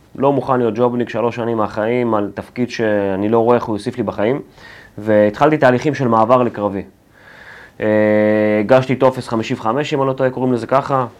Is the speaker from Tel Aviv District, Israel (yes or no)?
yes; Ramat Gan, Tel Aviv District, Israel; also born or lived in Ukraine / Belarus / Pardes Katz, Bnei Brak; גרתי שם בערך עד כיתה ה', עד גיל עשר. אה, כשהייתי בן עשר, משפחה, ההורים שלי התגרשו ועברתי לרמת גן